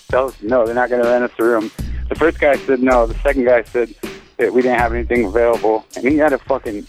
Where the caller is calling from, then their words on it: Montana, United States; You got … from Montana.